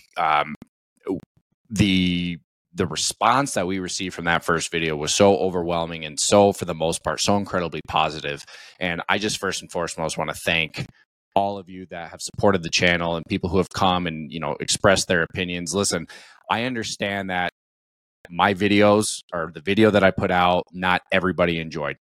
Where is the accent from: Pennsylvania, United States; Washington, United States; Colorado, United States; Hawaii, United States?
Colorado, United States; born and raised in the United States. Um, I'm a Colorado kid